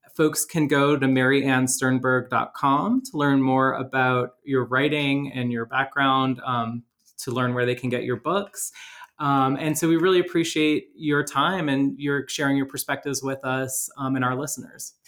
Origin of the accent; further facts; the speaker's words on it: outside New Orleans, Louisiana, United States; I grew up like in New Orleans, outside New Orleans